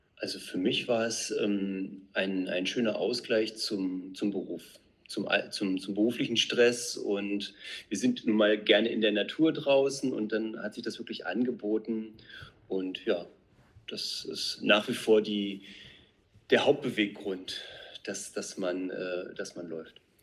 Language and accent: German; Brandenburg, Germany; also born or lived in Neuzelle; wir beide kommen aus Brandenburg. Wir wohnen in Neuzelle